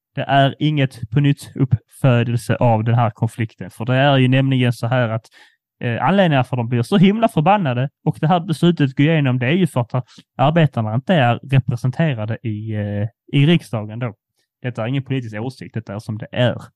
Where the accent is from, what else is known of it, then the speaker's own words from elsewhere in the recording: Skåne, Sweden; vi som skåningar